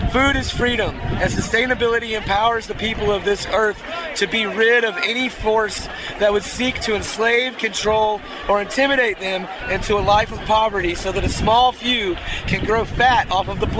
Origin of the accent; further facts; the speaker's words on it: Tampa, Florida, United States; I'm from Tampa, Florida.